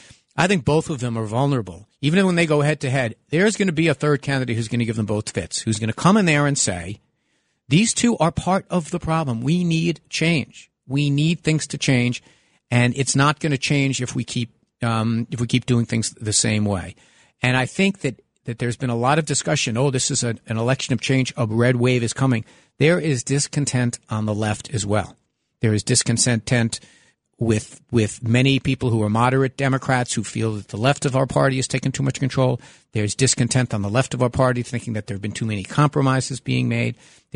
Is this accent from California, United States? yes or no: no; New York City, New York, United States; also born or lived in Lower Manhattan; the house I grew up in Park Slope, also where I live now in Lower Manhattan